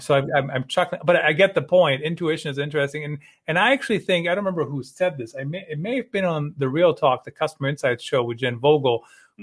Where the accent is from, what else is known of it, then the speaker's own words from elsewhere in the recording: Germany; moved away; I grew up in Germany